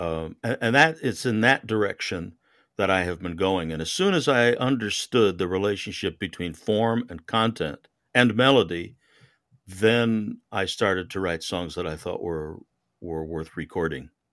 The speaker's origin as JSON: {"language": "English", "region": "Connecticut", "country": "United States", "tie": "born or raised there", "also_born_or_lived": "New York", "moved": "yes", "lives_now": "Houston, United States", "said": "I was raised in Connecticut and I spent a lot of my life, uh, overseas."}